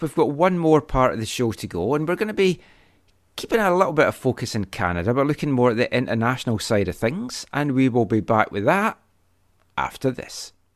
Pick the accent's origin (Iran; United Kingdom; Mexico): United Kingdom; Scotland; moved away; as a Scottish person